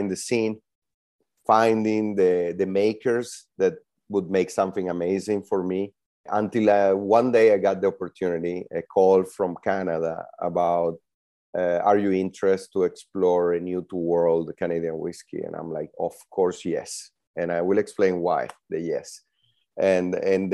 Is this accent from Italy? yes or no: yes; Italy; moved away as an adult; also born or lived in Venezuela / Kelowna, British Columbia; now in San Francisco, United States; I'm Venezuelan born. I grew up in Italy.